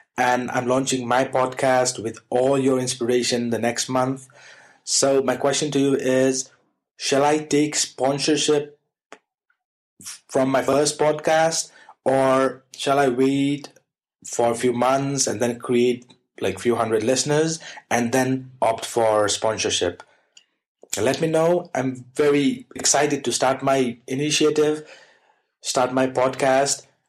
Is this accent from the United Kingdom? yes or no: no; Nepal; I'm from Nepal